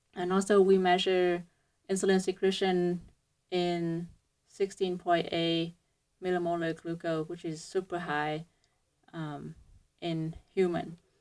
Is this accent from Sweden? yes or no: no; Vietnam; moved away as an adult; now in United States; I came from Hue University of Medicine and Pharmacy. So it's a, um, it's, it's a university in, um, Vietnam